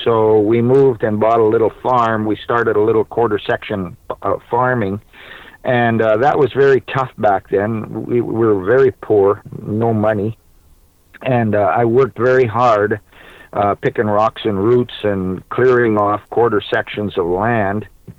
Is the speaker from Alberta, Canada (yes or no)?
no; Manitoba, Canada; born there; Well, I was born in Manitoba. My mother was Canadian.